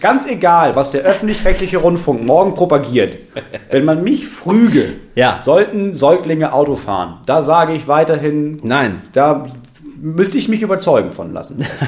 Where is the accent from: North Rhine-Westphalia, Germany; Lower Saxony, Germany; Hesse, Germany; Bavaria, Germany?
Lower Saxony, Germany; bei uns in Niedersachsen